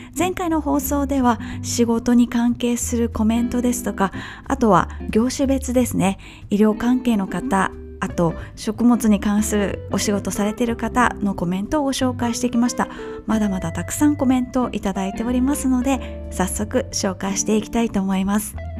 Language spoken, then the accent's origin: Japanese; Japan; 我々日本人